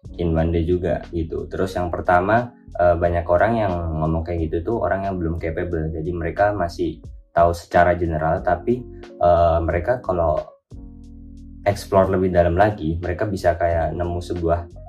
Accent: Kediri, East Java, Indonesia; aku berasal dari Kediri, Jawa Timur, completely dari kota kecil banget ya.

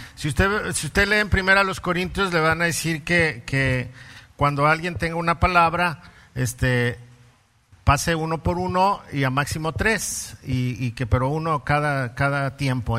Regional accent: Mexico City, Mexico; soy chilango

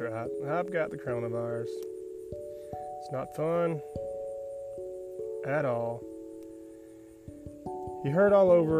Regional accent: Taft, Tennessee, United States; I grew up in Taft, Tennessee, a little small town in southern central Tennessee, right on the Alabama state line

